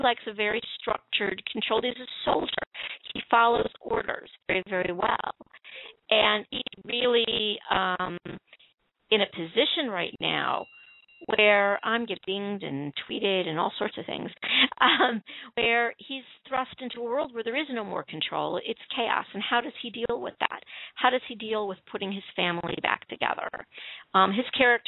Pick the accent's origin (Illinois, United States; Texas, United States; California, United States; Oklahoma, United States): Illinois, United States; Chicago; my hometown